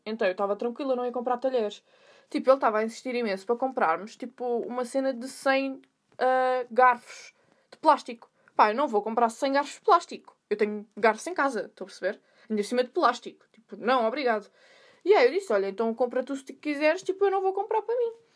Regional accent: Sintra, Lisbon, Portugal; eu sou de Sintra

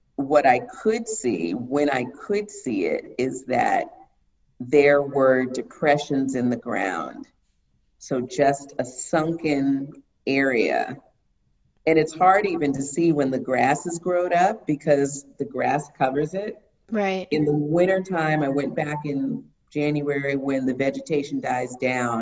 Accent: Miami, Florida, United States; I'm from Miami

